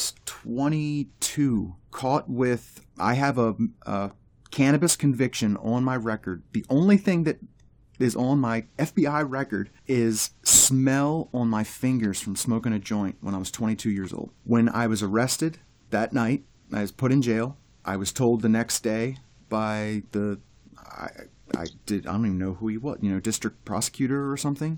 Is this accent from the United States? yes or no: yes; Pennsylvania, United States; I was out of my home state. I was in Massachusetts, was from Pennsylvania